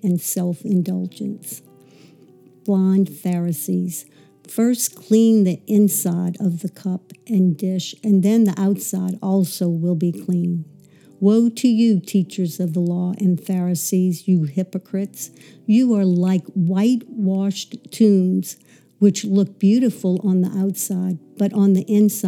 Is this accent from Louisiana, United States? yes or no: yes; Metairie, Louisiana, United States; also born or lived in New Orleans, Louisiana; I actually grew up in the suburbs of Metairie.